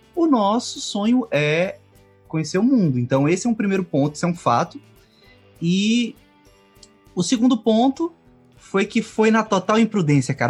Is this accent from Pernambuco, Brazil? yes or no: yes; Caruaru, Pernambuco, Brazil; sou de Caruaru, Pernambuco